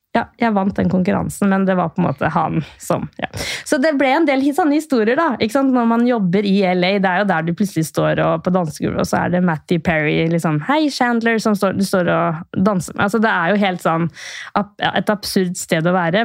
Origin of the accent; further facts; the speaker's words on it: Sarpsborg, Østfold, Norway; moved away as an adult; also born or lived in Queensland, Australia / Los Angeles, United States; så jeg er fra Sarpsborg. Men ved første anledning så flytta jeg så langt jeg kunne